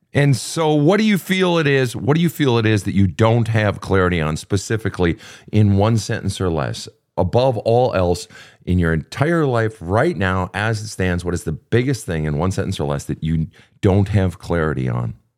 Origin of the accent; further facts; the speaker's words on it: Minneapolis, Minnesota, United States; Minneapolis, Minnesota, my hometown